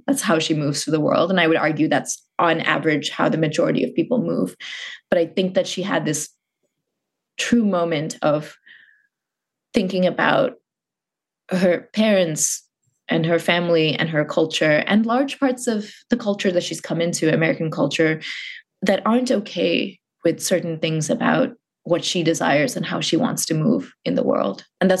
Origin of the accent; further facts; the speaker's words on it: Muscat, Oman; I grew up in a very particular place and context. I grew up in Muscat, Oman.